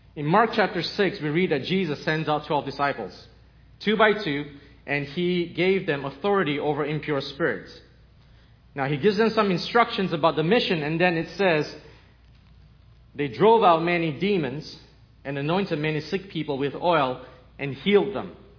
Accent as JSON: {"language": "English", "country": "Malaysia", "tie": "born or raised there", "also_born_or_lived": "Canada", "moved": "as an adult", "said": "I'm Chinese, Malaysian, with a Portuguese grandmother, born in Malaysia, moved to Canada when I was 18, and six years ago moved here"}